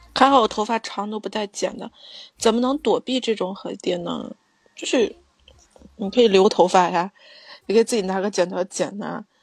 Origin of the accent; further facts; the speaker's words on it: Shaanxi, China; 就是我们陕西这边特有的